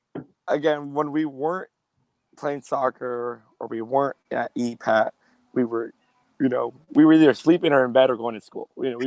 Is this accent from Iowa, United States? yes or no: no; East Palo Alto, California, United States; Born and raised in East Palo Alto, first generation American. I'm the youngest of three men in our house. Parents migrated up north, you know, from Jalisco, Mexico, for a better future.